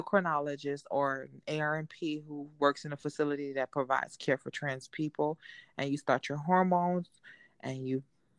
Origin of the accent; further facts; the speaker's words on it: Miami, Florida, United States; But my story starts out, I'm from Miami, Florida, born and raised. My parents are from the islands. My mom is Jamaican. My father's Haitian. So I grew up in a very... island background.